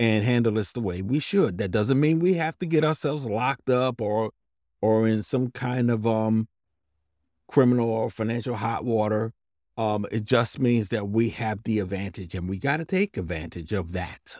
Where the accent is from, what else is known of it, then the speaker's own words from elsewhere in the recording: New Brunswick, New Jersey, United States; I'm from New Brunswick, New Jersey